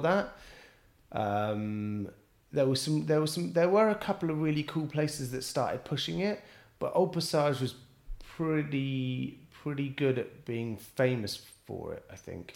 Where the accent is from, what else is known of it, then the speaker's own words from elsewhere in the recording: Bristol, South West England, United Kingdom; moved away as an adult; also born or lived in London; now in Paris, France; I was born and raised in Bristol